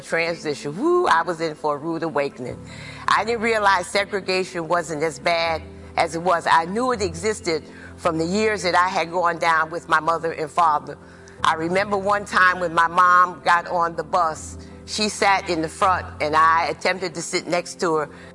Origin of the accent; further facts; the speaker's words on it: New York, United States; also born or lived in North Carolina; I was born in New York. I was raised in the projects in Harlem